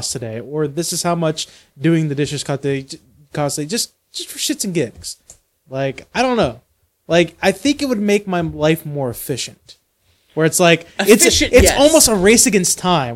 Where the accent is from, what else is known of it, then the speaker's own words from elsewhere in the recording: United States; as an American